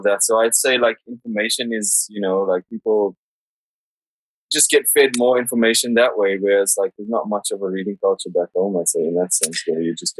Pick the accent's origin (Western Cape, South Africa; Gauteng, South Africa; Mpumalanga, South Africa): Gauteng, South Africa; Johannesburg; now in London, United Kingdom